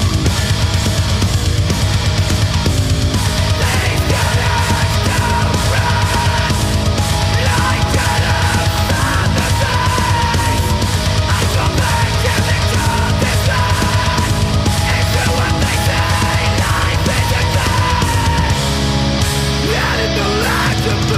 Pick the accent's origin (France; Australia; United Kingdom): United Kingdom; we're from a country of binge drinkers